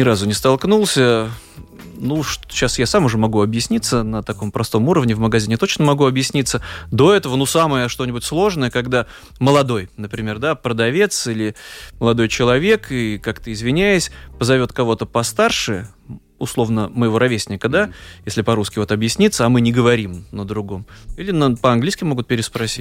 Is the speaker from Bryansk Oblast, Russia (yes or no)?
no; Saint Petersburg, Russia; moved away as an adult; now in Latvia; для нас, для петербуржцев